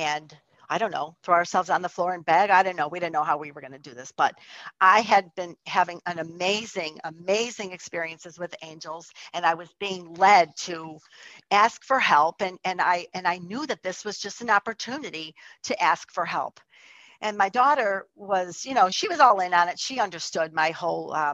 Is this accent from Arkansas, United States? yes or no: no; Chicago, Illinois, United States; moved away as an adult; also born or lived in Florida; I was born and raised in Chicago, but I moved to Florida for a couple of years